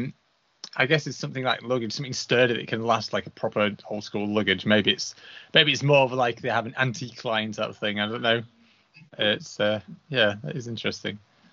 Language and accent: English; Huddersfield, Yorkshire and the Humber, United Kingdom; where I grew up in Huddersfield